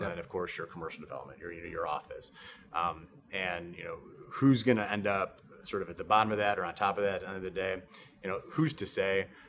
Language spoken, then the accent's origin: English; Chicago, Illinois, United States; now in Texas, United States; I'm from Chicago originally